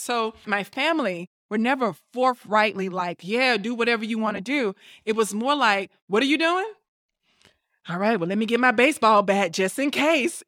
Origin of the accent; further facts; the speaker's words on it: Tuscaloosa, Alabama, United States; moved away as an adult; I am from Tuscaloosa, Alabama, and I grew up in a church